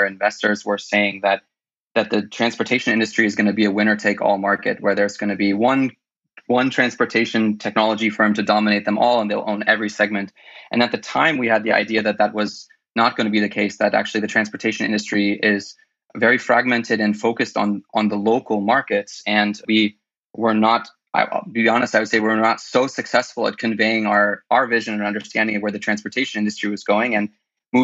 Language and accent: English; California, United States; moved away as an adult; also born or lived in El Salvador; I'm originally from California, where I went to university and studied finance and music